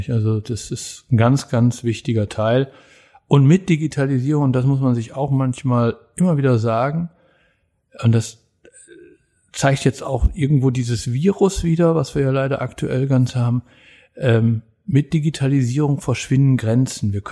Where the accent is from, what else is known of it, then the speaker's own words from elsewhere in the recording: Germany; dass wir als Deutsche tatsächlich so eine Disziplin haben